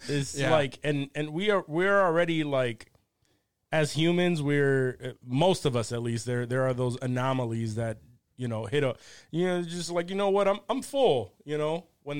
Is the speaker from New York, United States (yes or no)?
yes; Rochester, New York, United States; first language Spanish; English is a second language; also born or lived in Puerto Rico; when I learned to speak, I was living in Puerto Rico. Mm. I was born here, though. I was born in Rochester, but my grandmother moved to PR. My family moved to PR when I was about two, like one or two.